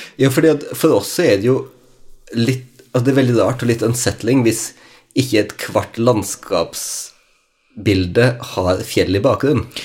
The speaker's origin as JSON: {"language": "Norwegian", "region": "Western Norway", "country": "Norway", "said": "som vestlending"}